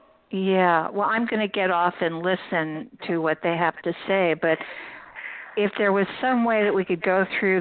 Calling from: Vermont, United States; but anyway, I'm calling from Vermont.

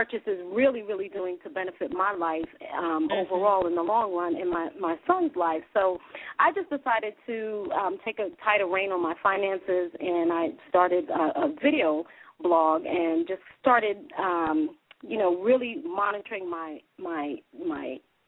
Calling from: Dallas, Texas, United States; Hey, this is … I'm calling from Dallas, Texas.

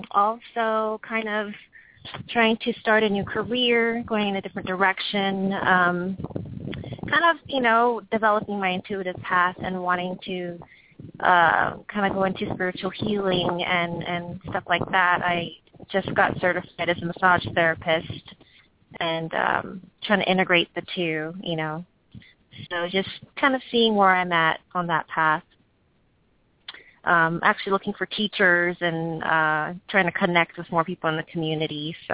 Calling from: California, United States; I'm also calling from California.

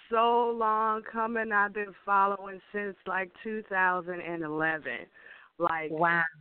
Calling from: Memphis, Tennessee, United States; I'm calling from Memphis.

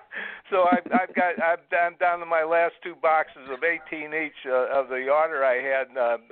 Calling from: Brevard County, Florida, United States; I'm calling from Florida. I live in Brevard County. I'm in Bill Posey's district.

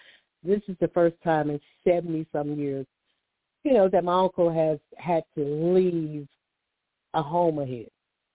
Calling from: Alabama, United States; I'm calling from Alabama, so I kind of deal with sinuses.

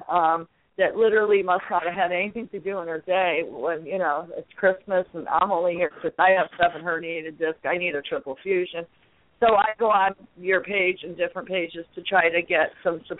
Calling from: New Hampshire, United States; Uh, … in New Hampshire.

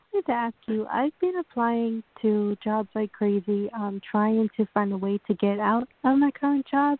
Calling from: New York, United States; This is Tanika. I'm calling from New York.

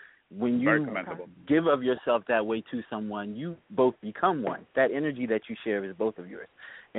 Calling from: New Jersey, United States; I'm calling from New Jersey.

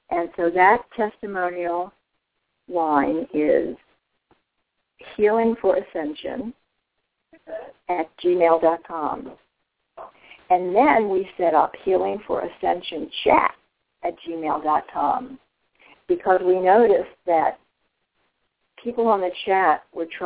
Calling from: Texas, United States; I'm from Texas.

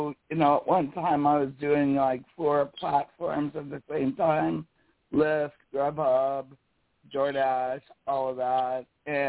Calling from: South Dakota, United States; from South Dakota in the Black Hills, right? We're a really, like, tourist area.

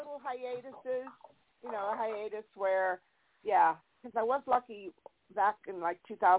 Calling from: California, United States; And, yeah, I'm in California

